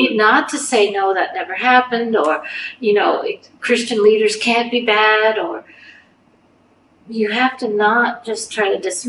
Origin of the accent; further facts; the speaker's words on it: Canada; as a Canadian